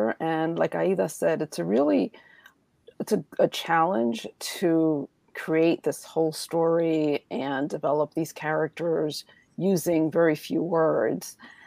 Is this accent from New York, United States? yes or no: yes; New York City, New York, United States; I grew up in Washington Heights in New York City